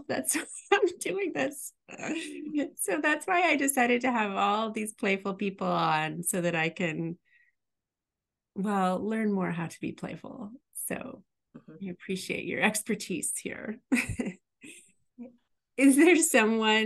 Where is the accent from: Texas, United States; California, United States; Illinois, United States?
Illinois, United States; Pocahontas; I'm from Pocahontas, Illinois. I grew up on a farm.